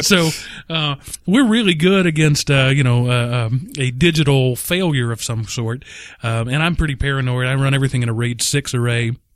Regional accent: Texas, United States; we're from Texas

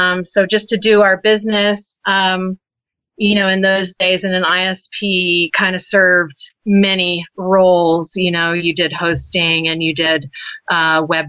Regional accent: Texas, United States; moved away; also born or lived in Colorado; I'm from Texas originally

